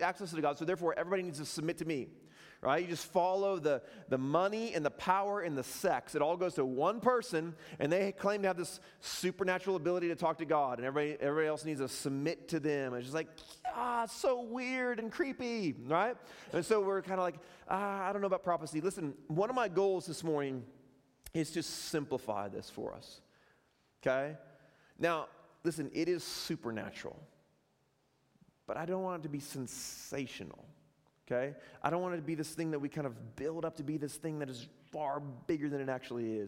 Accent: Chicago, Illinois, United States; moved away; I'm from Chicago

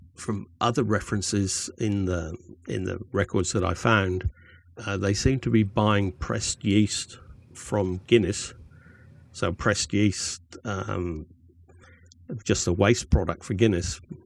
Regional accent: Cornwall, South West England, United Kingdom; now in Australia; I grew up in Cornwall

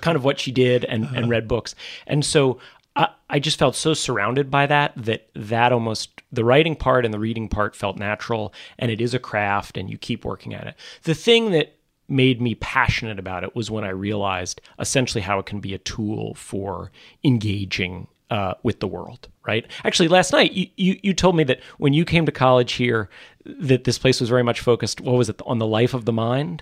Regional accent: New York City suburbs, United States; also born or lived in Manhattan, New York; I was born in Manhattan. Um, uh, I'm a third generation born in New York City, but then mostly grew up out in the suburbs

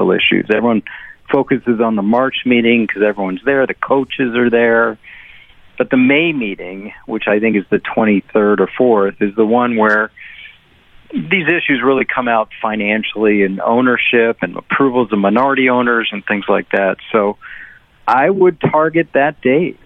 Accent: Chevy Chase, Maryland, United States; Born and raised, Washington, D.C., Chevy Chase, Maryland.

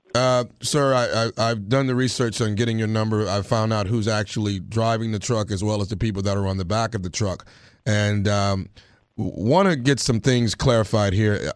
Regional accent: Texarkana, United States; moved away; my hometown, Texarkana

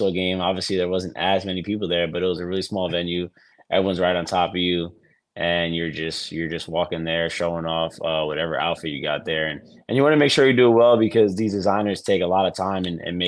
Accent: New York City, New York, United States; growing up in New York City

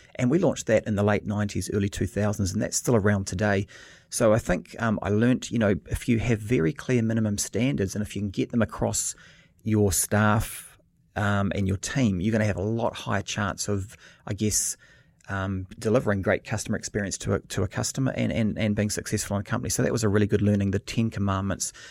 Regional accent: New Zealand; moved away as an adult; also born or lived in Australia; being a Kiwi moving to Australia, 'cause in New Zealand, you know, I grew up

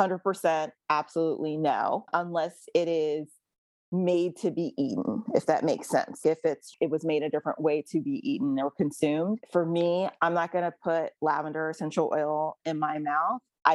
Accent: Jamaica; from being a Jamaican girl growing up in a household full of plants and herbs

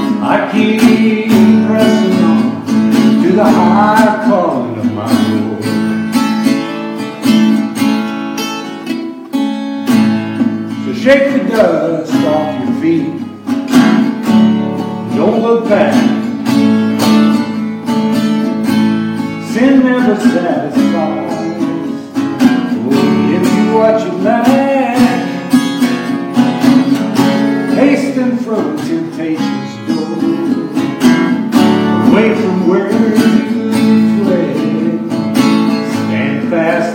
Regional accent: Shawnee, Oklahoma, United States; now in Woodward, United States; I come from Woodward, live in Woodward. I was born in Shawnee

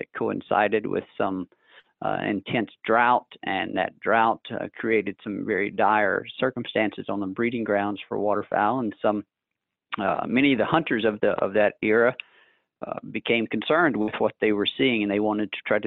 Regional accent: North Mississippi, United States; moved away as an adult; also born or lived in Lafayette, Louisiana; now in Memphis, United States; I grew up in North Mississippi

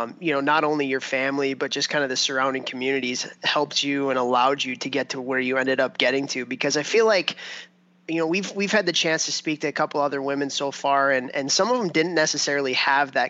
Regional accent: Chicago, Illinois, United States; when I was a kid growing up in Chicago

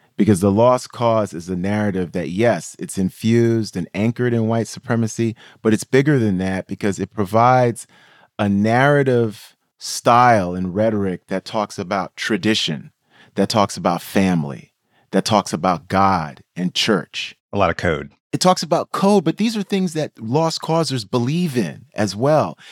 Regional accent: New York City, New York, United States; I grew up in New York City, Queens Village, New York

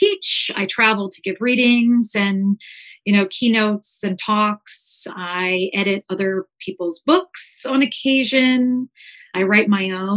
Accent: Columbus, Ohio, United States; I grew up in Columbus, Ohio, and I'm still here

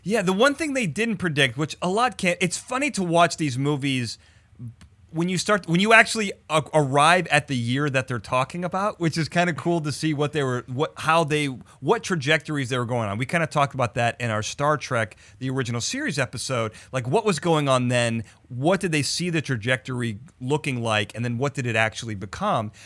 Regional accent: Chicago, Illinois, United States; this is in Chicago, my hometown

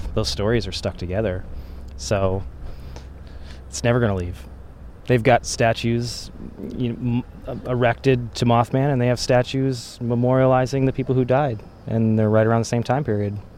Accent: rural Pennsylvania, United States; also born or lived in West Virginia; I was born in West Virginia, but I grew up in rural Pennsylvania

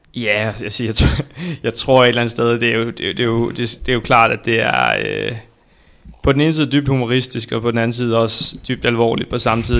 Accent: Viborg, Central Denmark Region, Denmark; Jeg er født og opvokset i øh, Viborg

